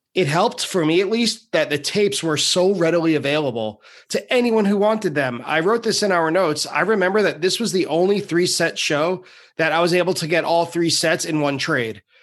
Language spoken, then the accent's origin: English; Long Island, New York, United States; I'm from Long Island